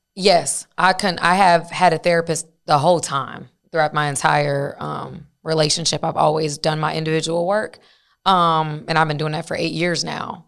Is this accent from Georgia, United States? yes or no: yes; Decatur, Georgia, United States; I'm from, like, at that time, I'm from Decatur, Georgia